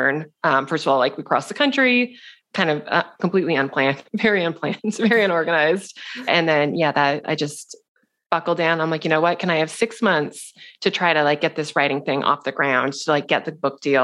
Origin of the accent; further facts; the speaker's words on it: Seattle, Washington, United States; moved away as an adult; also born or lived in New York City; We're both from Seattle